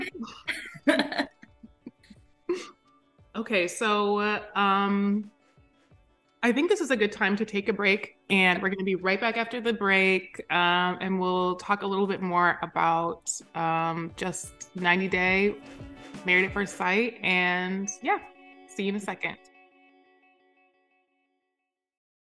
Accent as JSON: {"language": "English", "region": "Midwest", "country": "United States", "said": "I'm from the Midwest"}